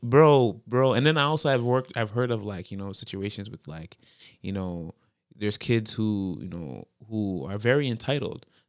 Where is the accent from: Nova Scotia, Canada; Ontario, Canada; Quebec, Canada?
Ontario, Canada; Toronto; born and raised in the Jane Finch, uh, area